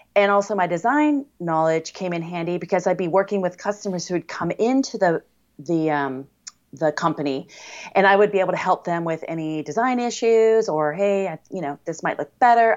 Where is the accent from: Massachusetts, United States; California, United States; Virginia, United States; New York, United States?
California, United States; Coronado; I was born in Coronado, California, which is a city in the San Diego area